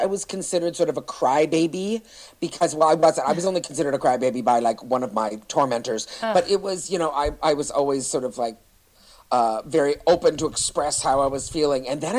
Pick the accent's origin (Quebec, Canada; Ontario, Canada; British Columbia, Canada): Ontario, Canada; Toronto; when I grew up in Toronto in comedy, where I started comedy, you know, I grew up with a gang of guys